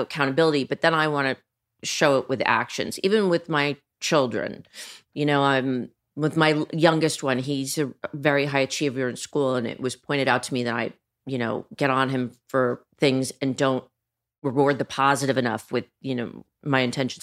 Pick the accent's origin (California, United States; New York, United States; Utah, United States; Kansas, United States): New York, United States; New York City; I grew up in Manhattan